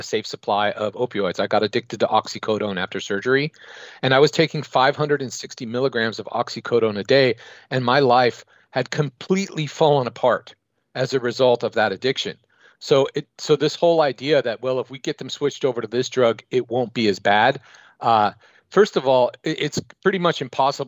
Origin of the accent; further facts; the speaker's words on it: San Francisco, California, United States; I'm from San Francisco, which is one of the epicenters of the opioid crisis in North America